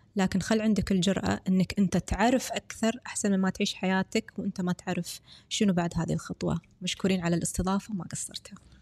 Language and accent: Arabic; Kuwait; احنا من الكويت